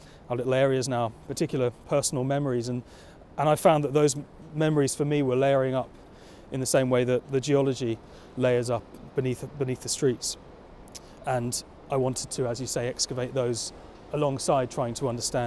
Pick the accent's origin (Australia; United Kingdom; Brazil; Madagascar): United Kingdom; London; growing up in South London on the banks of the lost river Ephra